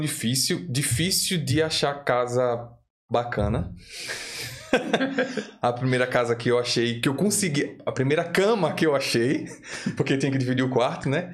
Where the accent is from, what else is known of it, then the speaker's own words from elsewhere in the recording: Aracaju, Sergipe, Brazil; moved away as an adult; now in Dublin, Ireland; eu sou de Aracaju, Sergipe